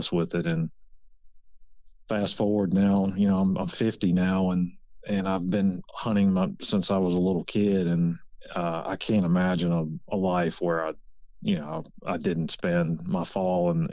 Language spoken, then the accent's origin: English; Virginia, United States; moved away as an adult; also born or lived in Mississippi / Louisiana; now in Georgia, United States; I grew up in Virginia, just a suburban kid that hunted with his dad on the weekends